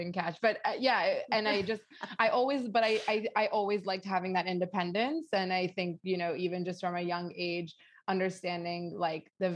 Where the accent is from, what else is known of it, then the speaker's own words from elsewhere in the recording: Northern Virginia, United States; moved away; I grew up in the DC area in Northern Virginia.